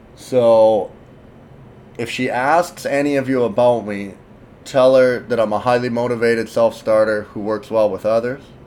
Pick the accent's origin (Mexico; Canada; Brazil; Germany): Canada; I'm Canadian